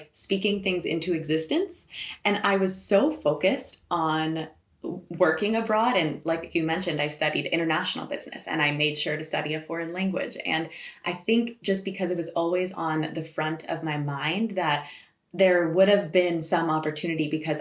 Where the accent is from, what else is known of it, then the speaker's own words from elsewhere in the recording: Boulder, Colorado, United States; moved away as an adult; also born or lived in Southern California; now in Switzerland; I was born and raised in Boulder, Colorado, and then I went to university in Southern California